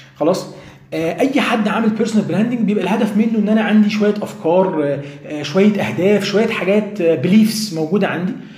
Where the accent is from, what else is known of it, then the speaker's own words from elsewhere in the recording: Egypt; عندنا في مصر هنا